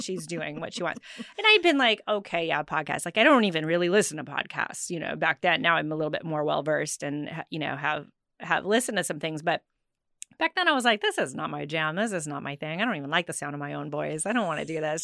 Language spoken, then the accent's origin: English; South Sioux City, Nebraska, United States; growing up in South Sioux City, Nebraska